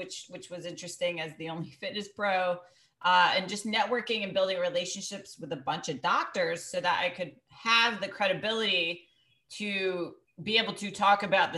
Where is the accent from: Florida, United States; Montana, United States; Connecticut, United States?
Connecticut, United States; Greenwich; I grew up in Greenwich, Connecticut, where there's 9 golf clubs